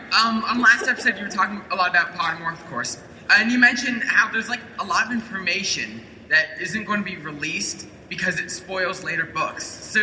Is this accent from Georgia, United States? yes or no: yes; Georgia, United States; I'm from Georgia.